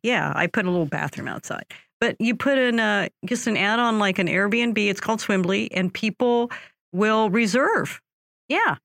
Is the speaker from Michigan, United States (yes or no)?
no; California, United States; moved away; I'm from California where everybody uh -huh. has a pool. I moved out here